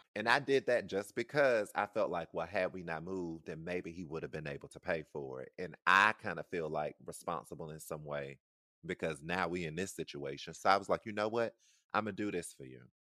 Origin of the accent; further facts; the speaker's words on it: the South, United States; I'm from the South